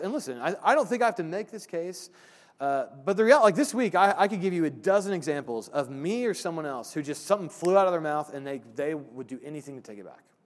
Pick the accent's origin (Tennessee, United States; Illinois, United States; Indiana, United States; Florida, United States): Indiana, United States; Brownsburg; Brownsburg, the town I grew up